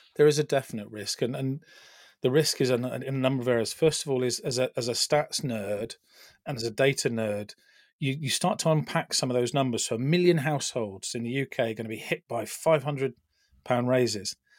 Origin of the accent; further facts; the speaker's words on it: United Kingdom; we Brits, I'm the Brit